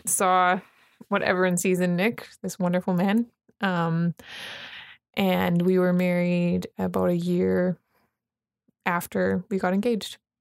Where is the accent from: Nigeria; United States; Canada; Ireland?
Canada; Vernon, British Columbia; moved away; I'm from Vernon, British Columbia, Canada